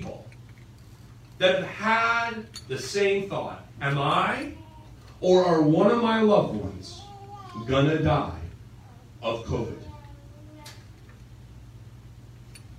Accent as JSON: {"language": "English", "country": "United States", "said": "I'm American"}